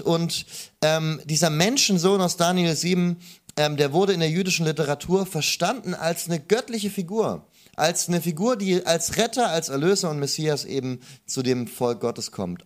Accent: Stuttgart, Baden-Württemberg, Germany; ich bin äh, aus Stuttgart, also gar nicht so weit weg

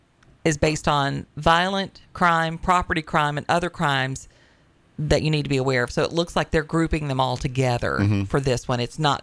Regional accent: Sullivan County, Tennessee, United States; moved away; I read an article from my old hometown in Sullivan County, Tennessee

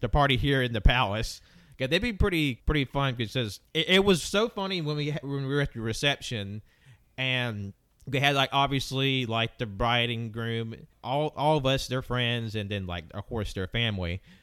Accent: the South, United States; I grew up in the South

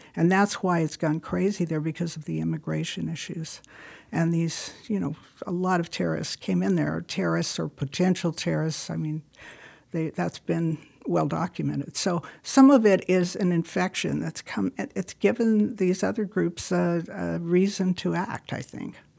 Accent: California, United States; moved away; I was from California

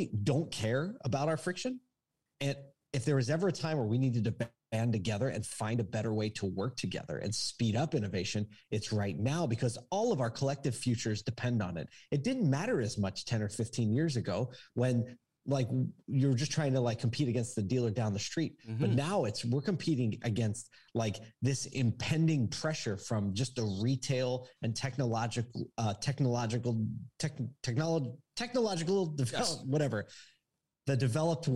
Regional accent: Philadelphia, Pennsylvania, United States; now in Syracuse, United States; I grew up in Philly

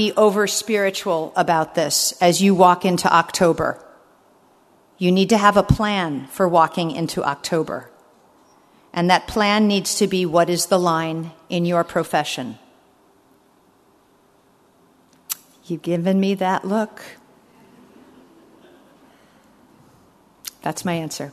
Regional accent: United States; as an American

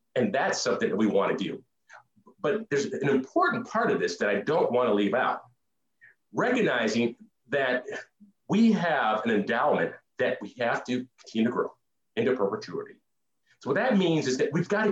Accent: Duluth, Minnesota, United States; growing up in Duluth

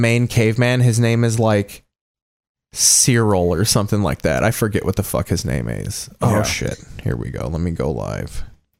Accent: New York, United States; I just go to fucking Yankee games. You know, I'm from New York.

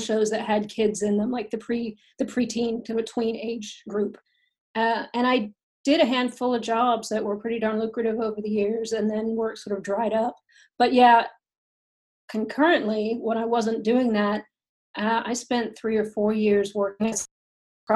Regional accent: Fort Worth, Texas, United States; also born or lived in Dallas / San Diego; now in Los Angeles, United States; I'm from Fort Worth

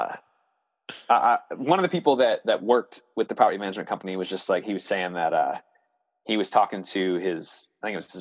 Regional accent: Harrisburg, Pennsylvania, United States

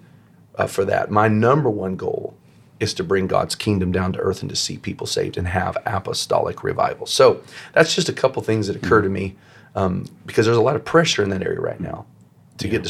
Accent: United States; I'm first an apostolic, and then I'm an American

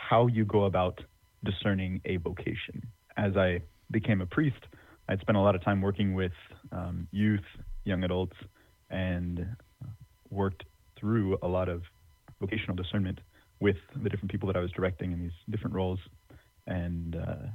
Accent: Northeast Texas, United States; also born or lived in Philadelphia / Rome; now in Tyler, United States; I grew up in Northeast Texas

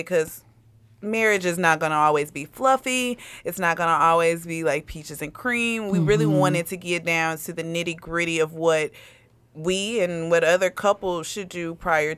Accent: Milwaukee, Wisconsin, United States; moved away as an adult; now in Madison, United States; We are a couple from Milwaukee, Wisconsin

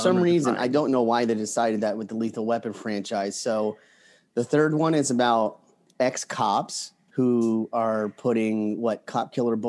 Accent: New Jersey, United States; And I'm like, God, I'm from New Jersey.

